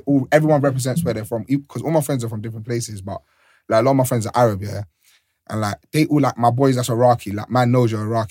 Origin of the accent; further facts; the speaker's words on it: Sierra Leone; I'm also from Sierra Leone.